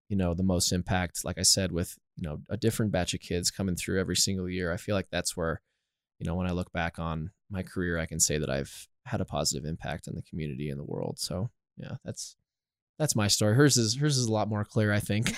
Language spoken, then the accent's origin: English; Littleton, Colorado, United States; I am born and raised in Littleton, Colorado, actually, so literally probably five, ten minutes down the road.